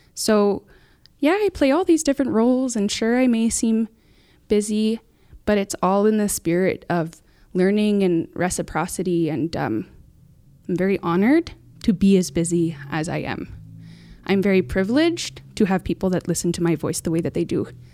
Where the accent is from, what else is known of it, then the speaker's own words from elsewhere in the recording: Muskeg Lake Cree Nation, Saskatchewan, Canada; I'm from Muskeg Lake Cremation. Uh, that's my home